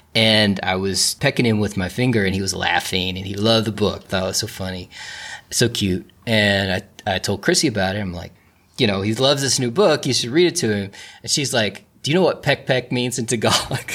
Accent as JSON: {"language": "English", "town": "Alum Creek", "country": "United States", "tie": "born or raised there", "moved": "yes", "said": "The big thing in my hometown of Alum Creek is every July we have the Alum Creek pig roast"}